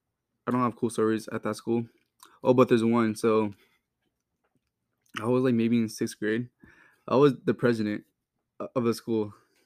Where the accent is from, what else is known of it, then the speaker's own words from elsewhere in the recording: Fontana, California, United States; Yeah, so, I was born in Fontana, California. Grew up there.